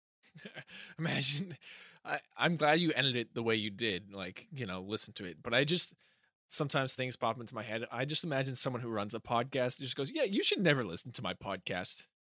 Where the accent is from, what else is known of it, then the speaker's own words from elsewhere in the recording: Hampstead, New Hampshire, United States; moved away; Hampstead. I was performing in my hometown